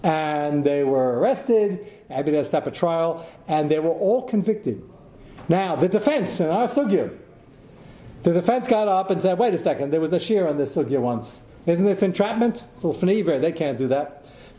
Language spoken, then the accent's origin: English; Pennsylvania, United States; Yeah, they were some from New Jersey, I'm from Pennsylvania.